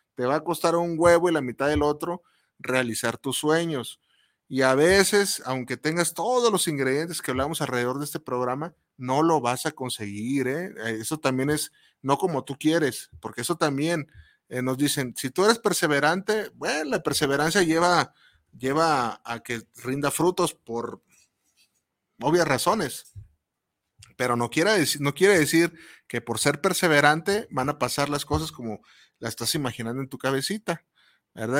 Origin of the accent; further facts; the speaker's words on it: Mexico; como mexicano